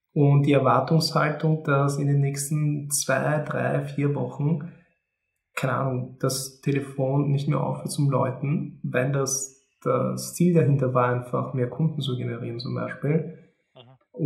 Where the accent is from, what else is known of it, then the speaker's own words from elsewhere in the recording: Austria; ich bin geboren und aufgewachsen in Österreich. Meine Familie ist aus Polen